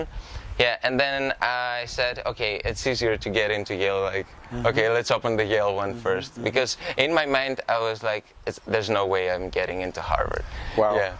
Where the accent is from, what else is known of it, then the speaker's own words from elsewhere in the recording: Karditsa, Thessaly, Greece; moved away; I grew up in Karditsa, and the thing with a small city in in the central Greece